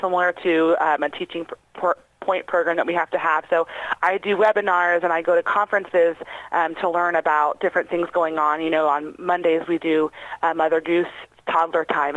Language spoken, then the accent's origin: English; Batesville, United States; I'm from Batesville, so I get to work with my community